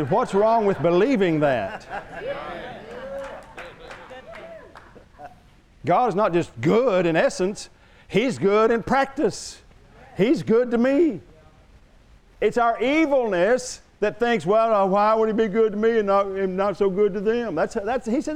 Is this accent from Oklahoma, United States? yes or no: yes; Oklahoma, United States; I'm from Oklahoma